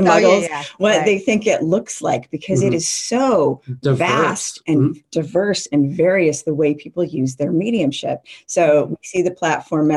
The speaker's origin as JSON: {"language": "English", "town": "Las Vegas", "region": "Nevada", "country": "United States", "tie": "born or raised there", "said": "growing up in Vegas, I was always going to the library"}